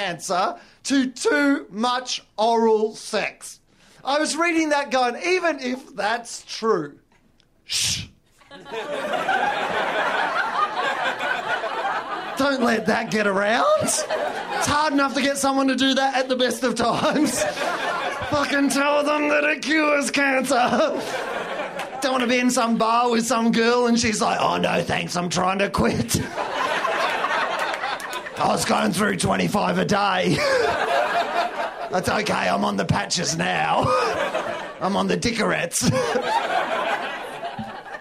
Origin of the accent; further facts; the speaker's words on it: Australia; I'm from Australia